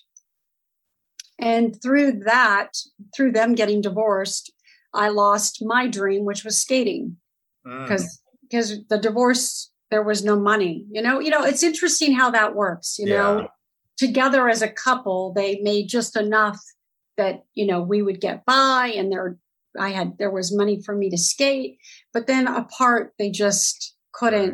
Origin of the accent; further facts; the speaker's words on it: Torrance, California, United States; also born or lived in Oakland, California; I grew up in the South Bay Area, so Torrance, Hawthorne, Redondo Beach, that whole area, and that's where I grew up. And so I'm a Southern California girl.